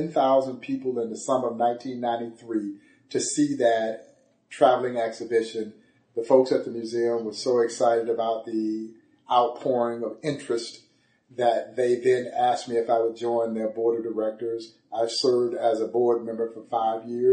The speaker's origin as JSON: {"language": "English", "town": "Crawfordville", "region": "Georgia", "country": "United States", "tie": "born or raised there", "moved": "as an adult", "lives_now": "Kansas City, United States", "said": "I'm a native of Crawfordville, Georgia"}